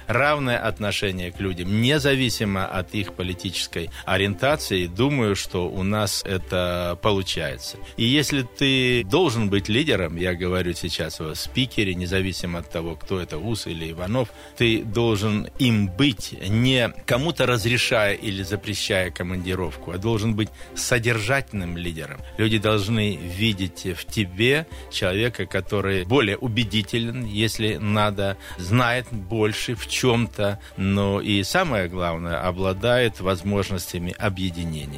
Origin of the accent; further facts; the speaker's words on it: Ilansky District, Krasnoyarsk Krai, Russia; now in Krasnoyarsk, Russia; сельский мой округ, Иланский, откуда я родом